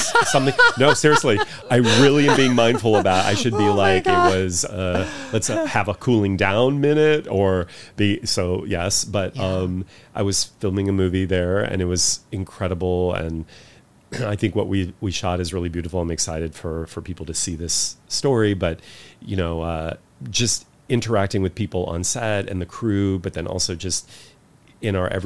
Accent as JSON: {"language": "English", "country": "United States", "said": "being American and being Western"}